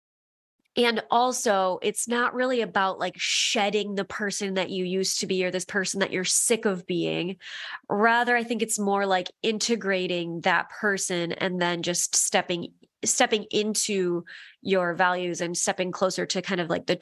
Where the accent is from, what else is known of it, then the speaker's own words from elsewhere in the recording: Midwest, United States; growing up in the Midwest